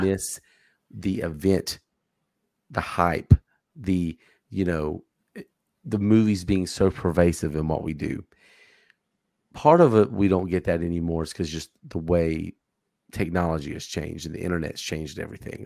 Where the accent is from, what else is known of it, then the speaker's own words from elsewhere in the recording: Charlotte, North Carolina, United States; I'm from the Charlotte area